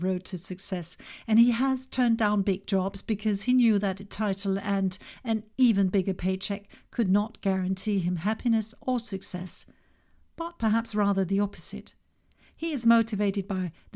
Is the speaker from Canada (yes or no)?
no; Denmark; In my home country, Denmark